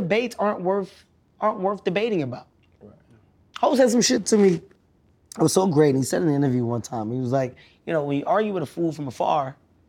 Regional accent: Philadelphia, Pennsylvania, United States; I'm from Philly.

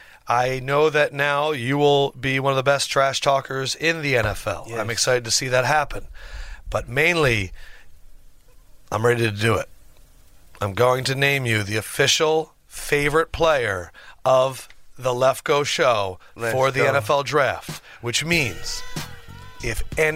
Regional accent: Northeast, United States; and I'm from the Northeast, and thus my IQ bias.

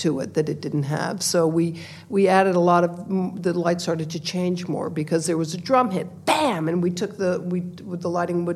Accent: New York City, New York, United States; I grew up in New York City

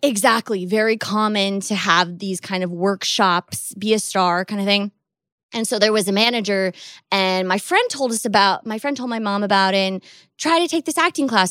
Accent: Seattle, Washington, United States; I grew up in Seattle

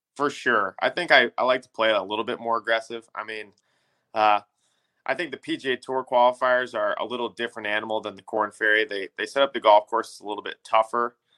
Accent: Illinois, United States; growing up in Illinois

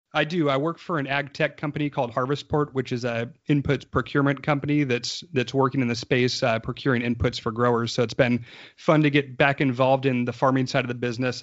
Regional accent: Lodi, California, United States; Tyler and I grew up in Lodi, California, um, northern part of the state, a little bit south of Sacramento

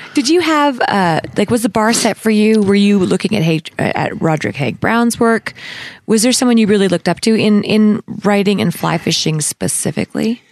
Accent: Canada; as a Canadian

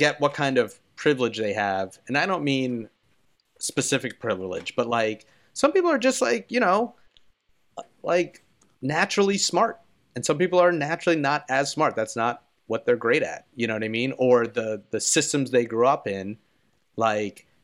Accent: Philadelphia, Pennsylvania, United States; I'm from Philadelphia

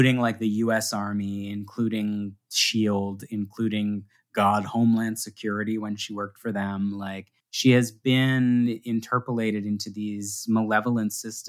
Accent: Canada; I'm a Canadian

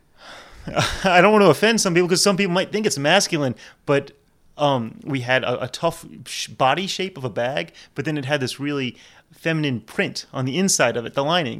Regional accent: New Orleans, Louisiana, United States; my mom's German Jew, my dad's Hungarian, and I was born here, but, yeah, I'm not, definitely not Cajun

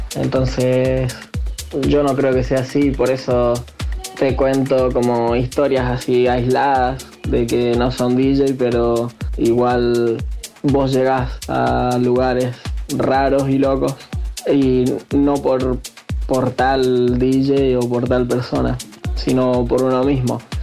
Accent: Argentina; moved away as an adult; now in Tenerife, Spain; me fui de Argentina, estoy viviendo en España, estoy viviendo en Tenerife

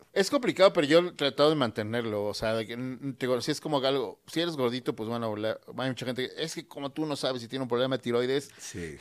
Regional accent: Mexico; todos somos mexicanos

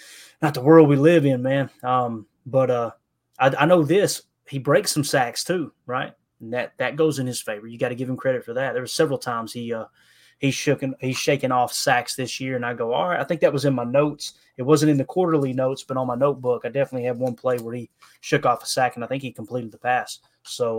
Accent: the South, United States; Growing up in the South

